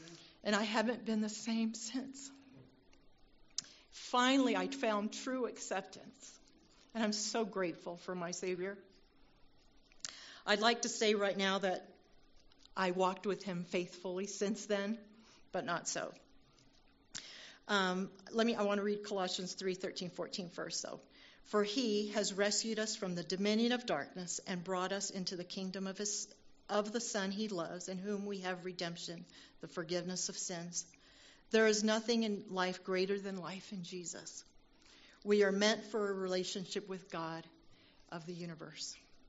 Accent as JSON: {"language": "English", "region": "Virginia", "country": "United States", "tie": "born there", "said": "I was born in Virginia … I'm a military brat, and that's just an endearing way to say that I was born into a family of an active duty service member."}